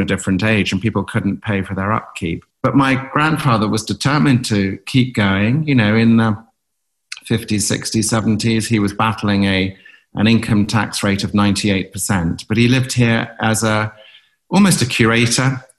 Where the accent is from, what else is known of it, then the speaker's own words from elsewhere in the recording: North Norfolk, East of England, United Kingdom; moved away; also born or lived in Cape Town; We grew up in North Norfolk, 100 miles to the east